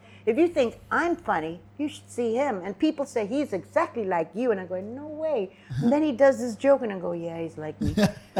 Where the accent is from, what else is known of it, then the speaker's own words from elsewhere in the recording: Singapore; No, I would never do that. I'm Singaporean.